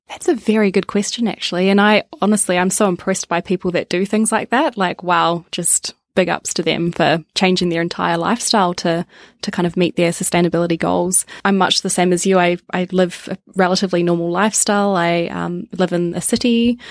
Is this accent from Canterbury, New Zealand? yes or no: no; Wellington, New Zealand; now in Melbourne, Australia; Parents still live in Wellington and where I grew up